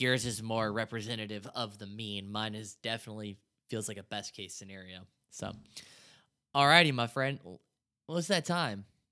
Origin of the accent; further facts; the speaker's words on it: Indianapolis, Indiana, United States; growing up in Indianapolis, I wasn't a Colts fan